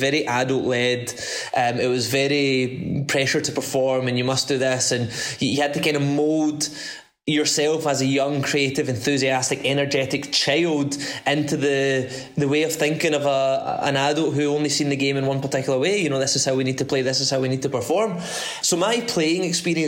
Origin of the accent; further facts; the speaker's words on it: Paisley, Scotland, United Kingdom; I grew up in the west coast of Scotland, a town called Paisley.